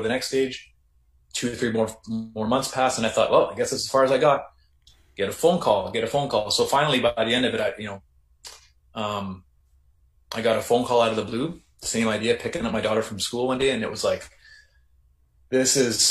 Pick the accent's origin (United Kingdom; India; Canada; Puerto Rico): Canada; Kenora, Ontario; I was going to be working in my hometown of Kenora